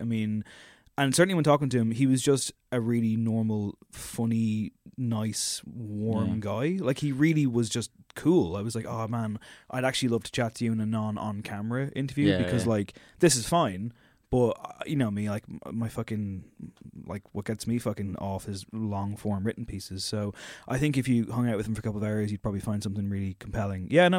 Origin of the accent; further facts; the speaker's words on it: Drogheda, Leinster, Ireland; And even though I'm from Drogheda, we get on just fine.